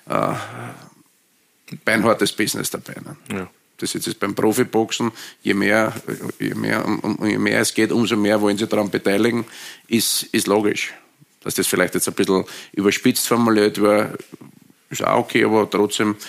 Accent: Austria; Also ich, ich drücke ihnen natürlich die Daumen, weil als Österreicher wüsste, dass die, der, der Nation immer bei allen äh, Turnieren dabei ist

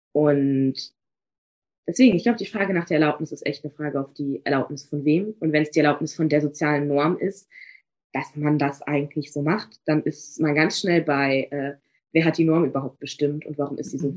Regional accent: Magdeburg, Saxony-Anhalt, Germany; moved away as an adult; also born or lived in Bremen / Paris; ich komme eigentlich auch gar nicht aus Bremen. Das heißt, ich komme mhm. aus Magdeburg.

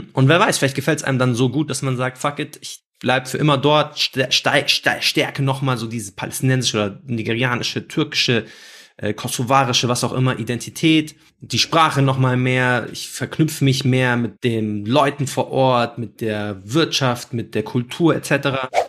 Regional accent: Germany; first language Arabic; ich bin aus Deutschland

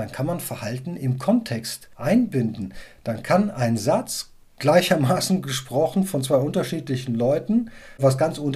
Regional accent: Cologne, North Rhine-Westphalia, Germany; Also ich komme aus Köln und in Köln ist es natürlich alles ein bisschen salopper und alles ein bisschen, ja, bodenständiger und nicht ganz so gewienert.

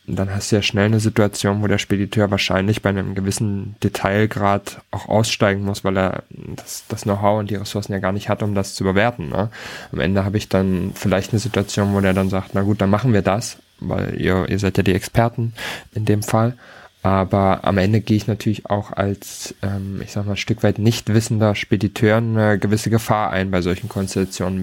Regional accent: Hamburg, Germany; als Hamburger

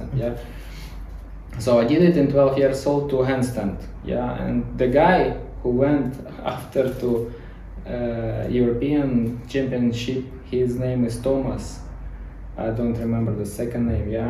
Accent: Ukraine; English is a second language; moved away as an adult; now in Dubai, United Arab Emirates

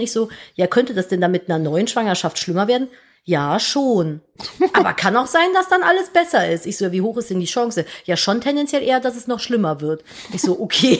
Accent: Cologne, North Rhine-Westphalia, Germany; moved away as an adult; Ich musste eine Station mit der U-Bahn immer zur Schule fahren, von Florastraße zu Neusser Straße.

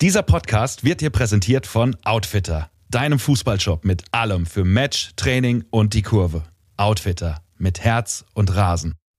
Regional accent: Idstein, Hesse, Germany; ich komme aus Itstein

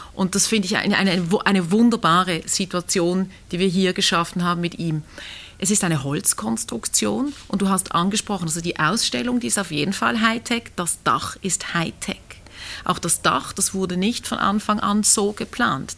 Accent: Basel, Basel-Stadt, Switzerland; als Basler

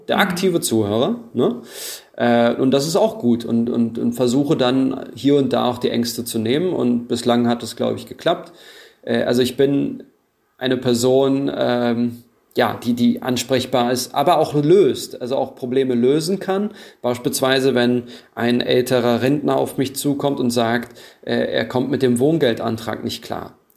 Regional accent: Germany; Ich bin Deutscher mit diese, diesen türkischen Wurzeln.

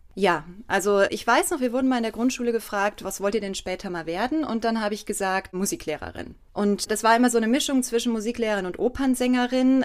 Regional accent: Erftstadt, North Rhine-Westphalia, Germany; moved away as an adult; also born or lived in Cologne; now in Mainz, Germany; ich bin ja nicht in Köln aufgewachsen, ich bin auch außerhalb in Erftstadt aufgewachsen

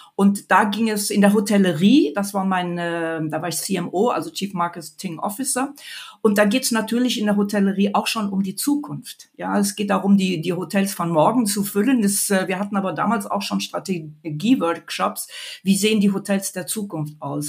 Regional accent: Mönchengladbach, North Rhine-Westphalia, Germany; moved away as an adult; now in Munich, Germany; Gebürtig bin ich aus Mönchengladbach

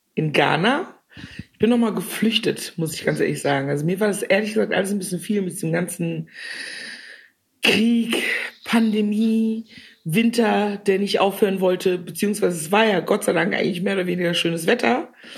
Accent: Cologne, North Rhine-Westphalia, Germany; die Frau, die sie vor sich sehen eine kölsche, rheinische, witzige, dominante Frau

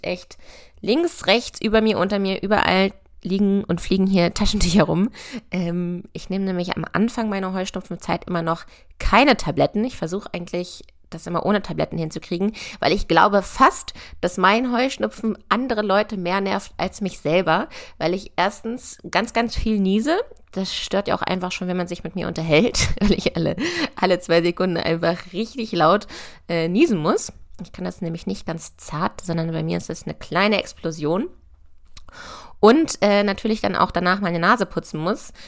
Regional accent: near Hanover, Lower Saxony, Germany; also born or lived in Göttingen / Berlin; ich komme aus der Nähe von Hannover

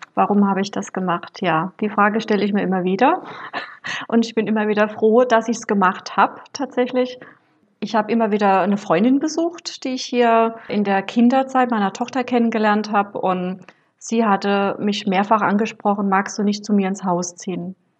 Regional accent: Rhineland-Palatinate, Germany; moved away; bin deswegen nach Rheinland-Pfalz in meine Geburtsstadt

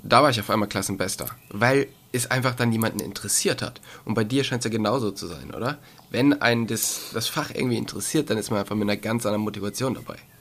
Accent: Cologne area, North Rhine-Westphalia, Germany; moved away; ich komme eigentlich aus dem, aus dem Raum Köln

